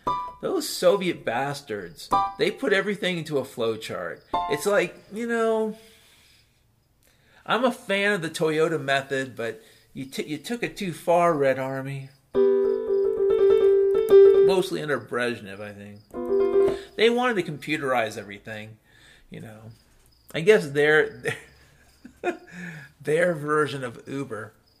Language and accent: English; Ireland; I'm a hopeful bastard, I'm Irish.